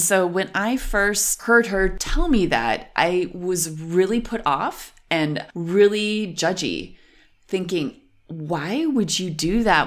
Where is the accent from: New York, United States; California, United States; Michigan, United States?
New York, United States; Western; moved away as an adult; now in Berlin, Germany; I'm from Western New York. Fun fact about where I'm from one of the things the teenagers used to do was go scum jumping.